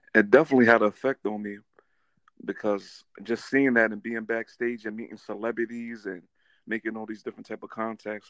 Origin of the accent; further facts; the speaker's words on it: New York City, New York, United States; growing up in Queens